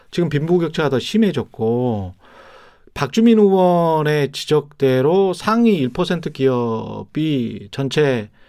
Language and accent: Korean; North Jeolla, South Korea; 제가 전라북도 사람인데요. 예. 북도 사투리하고